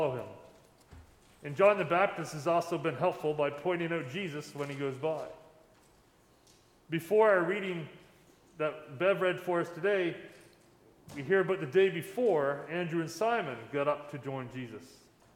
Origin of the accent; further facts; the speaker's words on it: Lunenburg County, Nova Scotia, Canada; when I was growing up in Lunenburg County